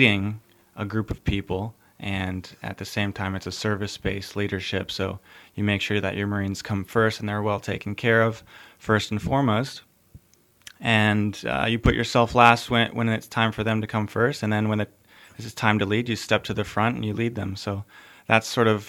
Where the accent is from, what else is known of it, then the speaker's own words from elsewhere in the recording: Atlanta, Georgia, United States; also born or lived in Iwakuni, Japan; now in Houghton, United States; I'm originally from Metro Atlanta, Georgia